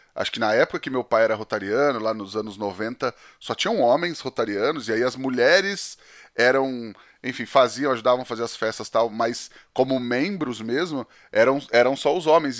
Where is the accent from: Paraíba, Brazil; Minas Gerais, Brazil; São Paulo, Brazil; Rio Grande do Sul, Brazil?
São Paulo, Brazil; Penápolis; em Penápolis principalmente, né? Que é onde eu, onde eu cresci